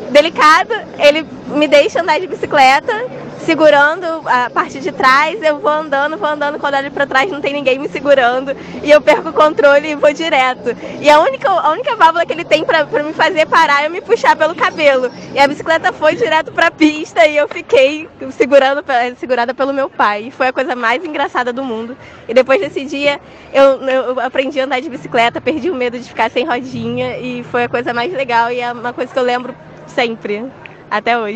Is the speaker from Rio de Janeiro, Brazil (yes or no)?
yes; Nova Iguaçu, Rio de Janeiro, Brazil; tenho 24 anos, sou de Nova Iguaçu